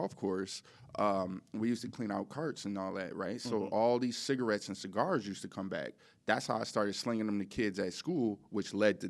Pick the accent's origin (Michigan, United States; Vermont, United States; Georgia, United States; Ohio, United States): Michigan, United States; Detroit; I'm from Detroit.